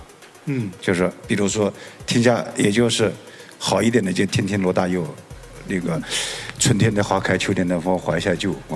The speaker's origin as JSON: {"language": "Chinese", "country": "China", "said": "因为我们中国人老得太快了"}